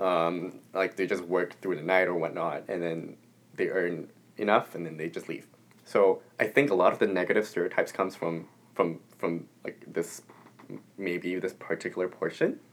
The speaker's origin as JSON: {"language": "English", "country": "Singapore", "first_language": "English"}